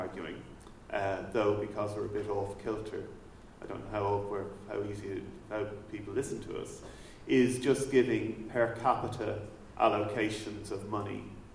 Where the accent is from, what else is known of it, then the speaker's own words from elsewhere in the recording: Ireland; I'm here from Ireland